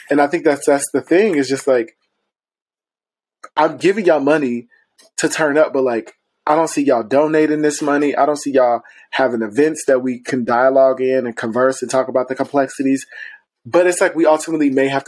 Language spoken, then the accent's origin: English; Ohio, United States; because I came from Ohio. And I remember coming here, it just was, elitism was real, bitch. You know, we didn't have queer space in Ohio.